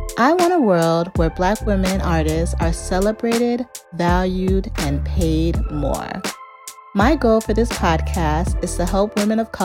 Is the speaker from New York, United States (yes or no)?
no; Chicago, Illinois, United States; I come from Ghanaian parents and grew up in the suburbs of Chicago